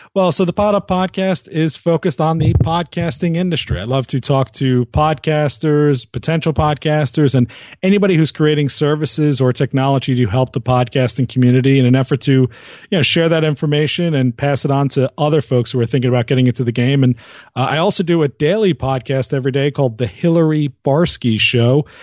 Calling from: Princeton, New Jersey, United States; I'm calling from just outside the Princeton, New Jersey area

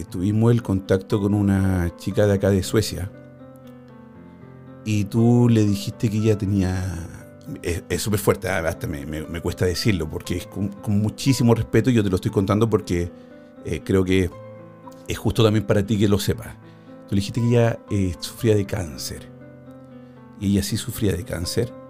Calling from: Cali, Valle del Cauca, Colombia; De, Colombia, de, Colombia, de Cali.

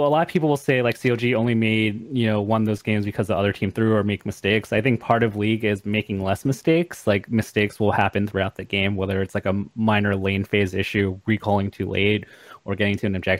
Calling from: Los Angeles, California, United States; I'm calling from my home.

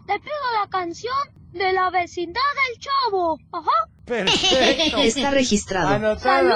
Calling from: Tepic, Nayarit, Mexico; Hola, Teo. … de Tepic, Nayarit y la respuesta de la adivinanza es la tela.

